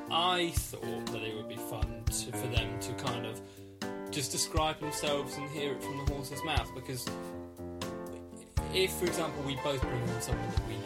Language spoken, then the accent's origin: English; England, United Kingdom; I don't feel very English.